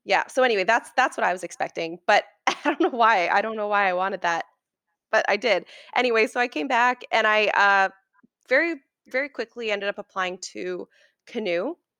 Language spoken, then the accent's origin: English; Oakville, Ontario, Canada; also born or lived in Toronto; grew up in Oakville for the m, most of my life.